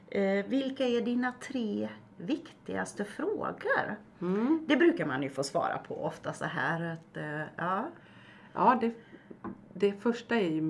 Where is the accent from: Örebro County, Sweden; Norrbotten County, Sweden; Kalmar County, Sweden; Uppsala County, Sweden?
Kalmar County, Sweden; jag är bondebarn från Öland